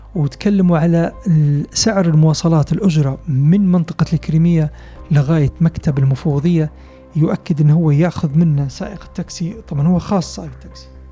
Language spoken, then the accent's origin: Arabic; Libya; نحن ليبيين